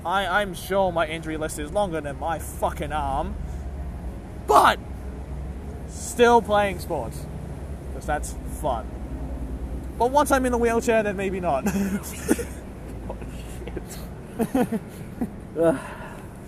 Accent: Australia; as an Australian

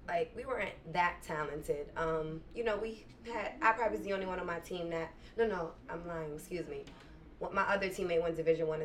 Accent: New York City, New York, United States; I am from Queens

